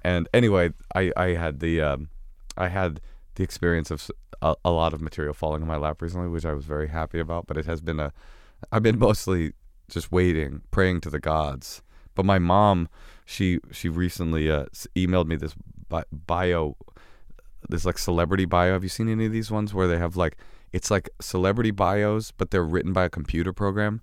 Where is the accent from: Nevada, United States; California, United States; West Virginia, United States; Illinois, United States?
California, United States; Oakland; moved away; also born or lived in New York; we grew up together in Oakland